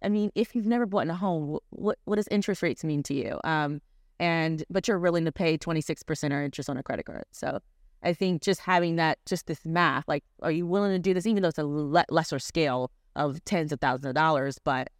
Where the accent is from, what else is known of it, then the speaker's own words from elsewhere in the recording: Baltimore County, Maryland, United States; moved away as an adult; now in Philadelphia, United States; Baltimore County.